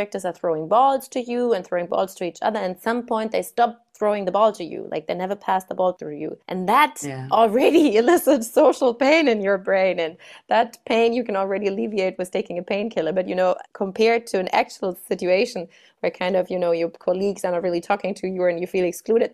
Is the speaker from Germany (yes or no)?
yes; Germany; moved away; I'm from Germany originally